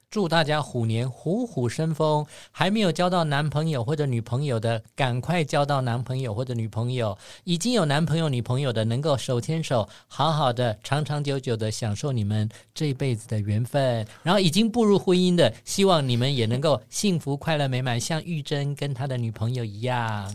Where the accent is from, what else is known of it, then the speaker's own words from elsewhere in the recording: Taiwan; 我想我们台湾人应该受不了。